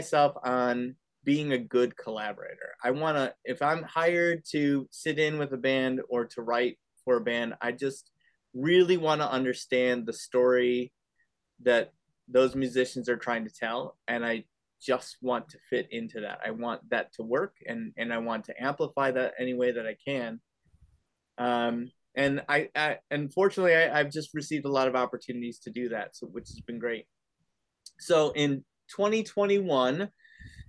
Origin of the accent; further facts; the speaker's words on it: Cleveland, Ohio, United States; also born or lived in Bowling Green, Ohio; I am from Cleveland.